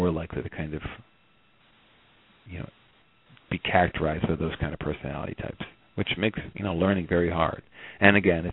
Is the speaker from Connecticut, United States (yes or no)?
no; outside of Camden, New Jersey, United States; I grew up outside of Camden, in a kind of affluent suburb, a few miles away